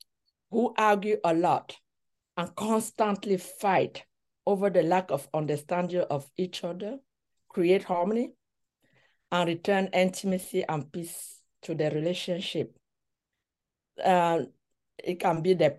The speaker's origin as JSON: {"language": "English", "country": "Cameroon", "tie": "born or raised there", "moved": "as an adult", "lives_now": "United States", "said": "I was born in Cameroon and I grew up here. So I have been in the US for 30 years"}